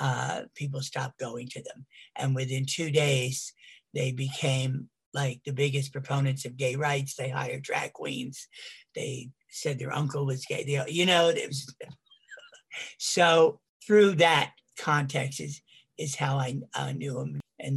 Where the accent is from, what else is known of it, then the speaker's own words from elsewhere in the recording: Northeast, United States; now in San Francisco, United States; we're both from the Northeast